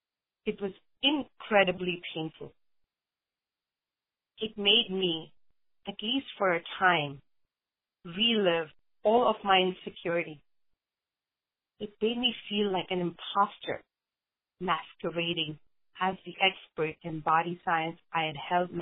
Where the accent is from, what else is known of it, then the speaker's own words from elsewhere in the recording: India; I grew up in India. My father wanted me to be a homemaker and got me admitted to a college for home economics, but I wanted a career.